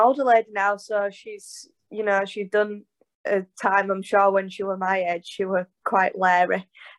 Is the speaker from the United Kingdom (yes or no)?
yes; Yorkshire and the Humber, United Kingdom; I'm a Yorkshire lass, I can't hide that.